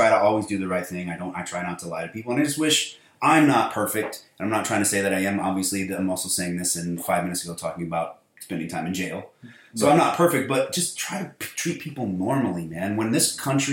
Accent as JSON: {"language": "English", "town": "St. Louis", "region": "Missouri", "country": "United States", "said": "I'm from the St. Louis area"}